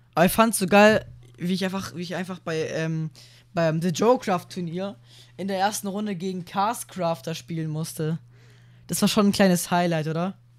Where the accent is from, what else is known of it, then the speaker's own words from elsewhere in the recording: Germany; bei uns in Deutschland